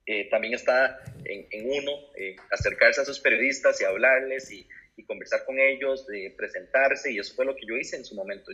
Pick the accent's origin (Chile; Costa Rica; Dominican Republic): Costa Rica; moved away as an adult; now in Spain; soy periodista de Costa Rica